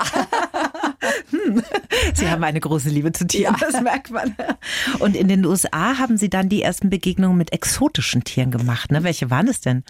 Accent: Middle Franconia, Bavaria, Germany; aus meiner Heimat, aus Mittelfranken

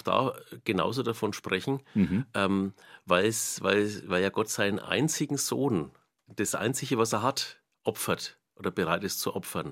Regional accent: Nuremberg, Bavaria, Germany; accent: Middle Franconian, Knoblauchsland; first language Franconian; now in Lichtenau, Germany; mein Heimatort ist Almushof, das ist im Knoblauchsland, kürzer Kirchengemeinde Kraftshof

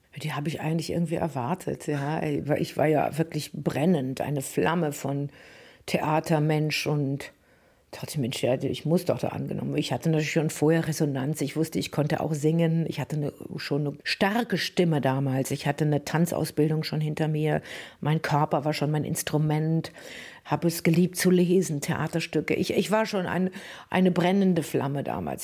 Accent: Germany; moved away as an adult; also born or lived in Paris; diesem Deutschland, in, den, in das ich hineingeboren

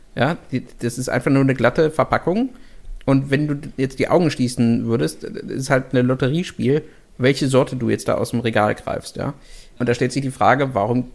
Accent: Germany; bei uns in Deutschland

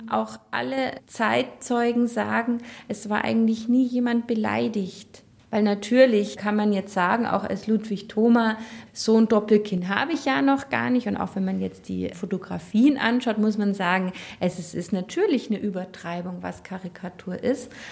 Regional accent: Germany; Wir Deutschen

